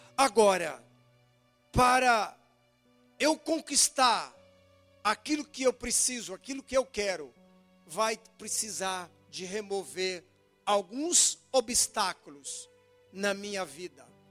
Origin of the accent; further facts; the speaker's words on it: Brazil; eu sou crente e sou brasileiro